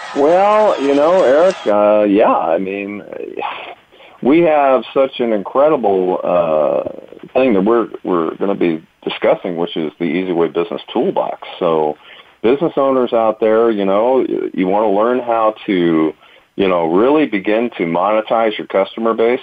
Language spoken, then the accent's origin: English; East Coast, United States; I'm from the East Coast. Uh, I was born and raised in that hustle and bustle